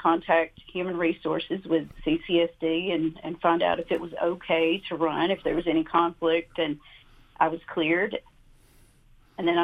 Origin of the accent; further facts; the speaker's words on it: Doerun, Georgia, United States; now in Athens, United States; Growing up in Colquitt County, my family farmed for a living